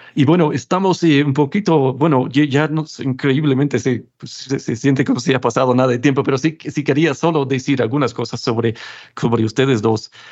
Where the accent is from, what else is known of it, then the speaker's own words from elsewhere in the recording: United States; also born or lived in Cuenca, Ecuador; now in Mayagüez, Puerto Rico; este mismo Estados Unidos de donde vengo